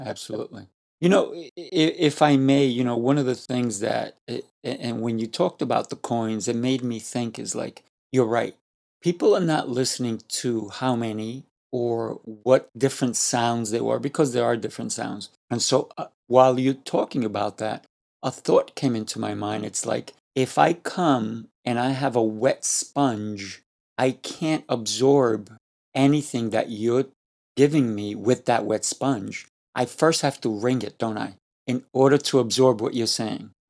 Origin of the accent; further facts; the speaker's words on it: Colombia; I am Colombian. I, I was born in Colombia